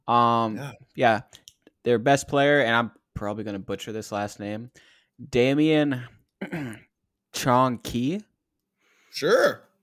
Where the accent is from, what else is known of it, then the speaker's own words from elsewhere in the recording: Fargo, North Dakota, United States; Well, I am from Fargo, so